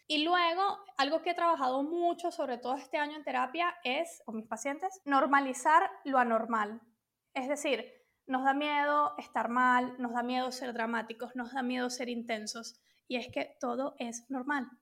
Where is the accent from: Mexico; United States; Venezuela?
Venezuela; moved away as an adult; also born or lived in London; now in Spain; originalmente soy de Venezuela, entonces digamos que me crié allí